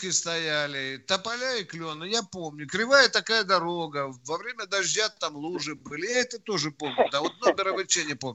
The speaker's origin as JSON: {"language": "Russian", "country": "Germany", "tie": "born there", "said": "Но я родился в Германии"}